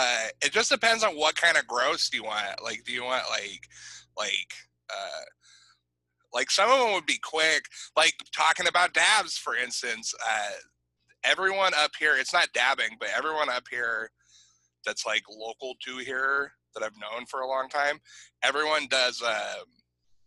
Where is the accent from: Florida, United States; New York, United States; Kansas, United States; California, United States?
California, United States; McKinleyville; I grew up in McKinleyville. In Mactown, we call them mokes